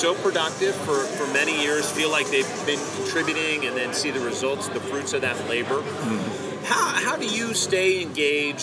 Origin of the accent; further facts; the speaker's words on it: Longmont, Colorado, United States; now in Knoxville, United States; That's my home territory. I grew up in Longmont, there